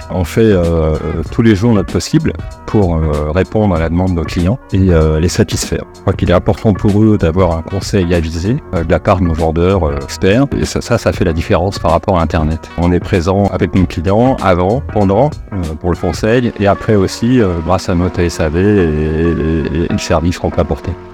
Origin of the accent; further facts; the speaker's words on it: Paris, Île-de-France, France; moved away as an adult; now in Bergerac, France; je suis pas de la région, je suis un ancien parisien euh, qui, est venu, euh, qui est venu à Bergerac.